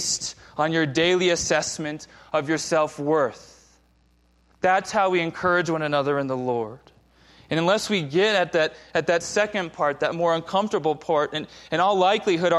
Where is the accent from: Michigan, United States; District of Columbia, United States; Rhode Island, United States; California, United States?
California, United States; Southern; moved away; I grew up in Southern California